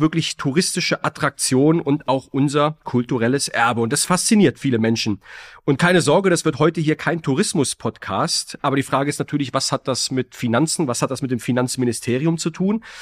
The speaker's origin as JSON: {"language": "German", "town": "Heidelberg", "region": "Baden-Württemberg", "country": "Germany", "said": "Ich komme ja aus Heidelberg"}